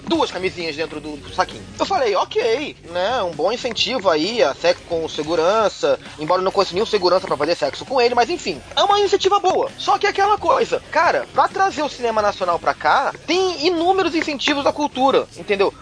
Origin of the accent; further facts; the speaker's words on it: São Paulo, Brazil; eu sou de São Paulo.